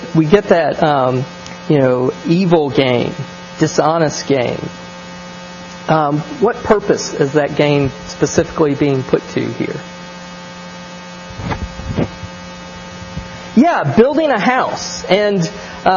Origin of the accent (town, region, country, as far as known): American South, United States